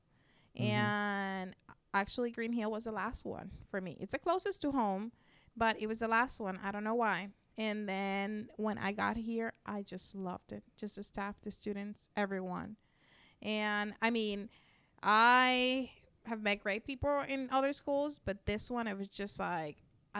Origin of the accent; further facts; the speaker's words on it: Puerto Rico; first language Spanish; English is a second language; moved away as an adult; Well, I come from Puerto Rico. I lived there about 28 years.